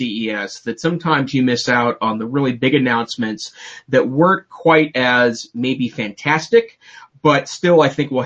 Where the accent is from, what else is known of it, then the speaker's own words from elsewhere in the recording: Montana, United States; I'm from Montana